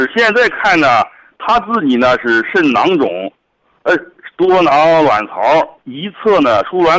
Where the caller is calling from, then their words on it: Dezhou, Shandong, China; 我是德州博医堂的听众